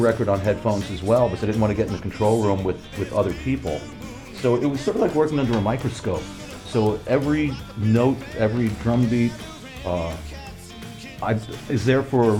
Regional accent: Long Island, New York, United States; We grew up together out on Long Island, New York

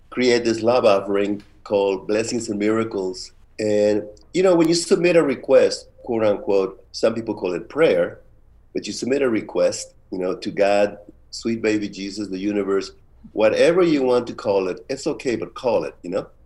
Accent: San Francisco, California, United States; And growing up in San Francisco, you know, watching Cesar Chavez, Dolores Huerta, Martin Luther King, the Black Panthers

